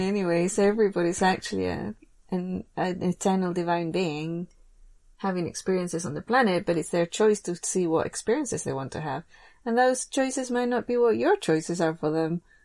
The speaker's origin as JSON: {"language": "English", "region": "England", "country": "United Kingdom", "tie": "born or raised there", "moved": "yes", "said": "I grew up in England"}